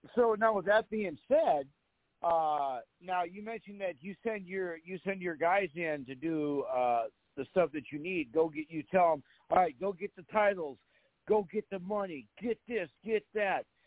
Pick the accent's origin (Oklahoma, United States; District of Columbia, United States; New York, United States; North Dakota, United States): North Dakota, United States; Fargo; I come from North Dakota